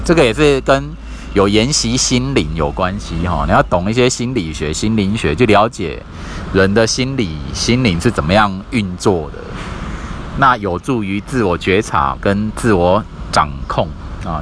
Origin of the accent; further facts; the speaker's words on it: Kaohsiung, Taiwan; 我的家乡高雄市